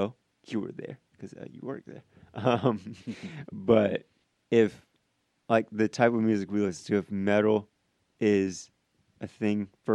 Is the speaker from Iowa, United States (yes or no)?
yes; Iowa, United States; moved away; also born or lived in Illinois; I'm from Iowa and I've lived in Illinois